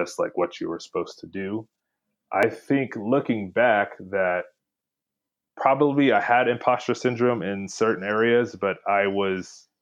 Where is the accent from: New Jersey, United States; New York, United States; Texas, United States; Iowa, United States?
Texas, United States; Houston; I'm from Houston, Texas, originally